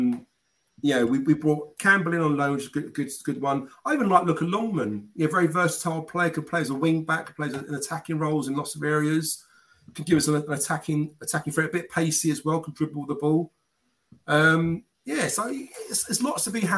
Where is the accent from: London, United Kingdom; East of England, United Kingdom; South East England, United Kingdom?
London, United Kingdom; now in Surrey, United Kingdom; I'm not from South London anymore. From Surrey now